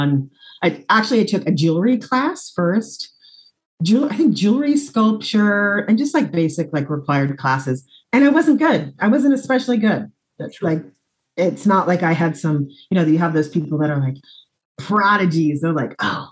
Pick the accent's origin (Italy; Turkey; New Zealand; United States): United States; Des Moines, Iowa; moved away; also born or lived in Pella, Iowa / Brooklyn, New York; I'm from Iowa. I grew up in Des Moines, Iowa. I was actually born in Pella